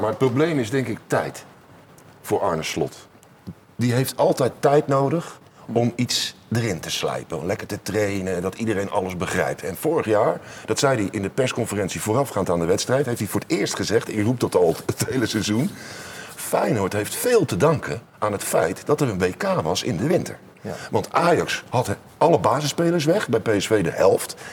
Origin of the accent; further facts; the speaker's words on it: Rotterdam, South Holland, Netherlands; als geboren Rotterdammer